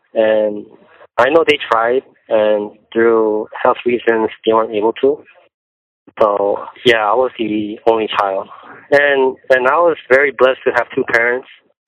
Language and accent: English; Southern California, United States; born or raised there; also born or lived in South Korea / Van Nuys / Orange County / Fontana